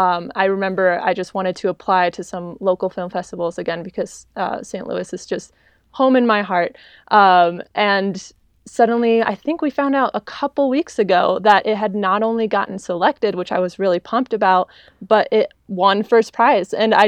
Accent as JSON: {"language": "English", "country": "Argentina", "tie": "born there", "also_born_or_lived": "France / China / New York", "said": "I was born in Argentina and just kind of lived abroad in France, China, New York, and here."}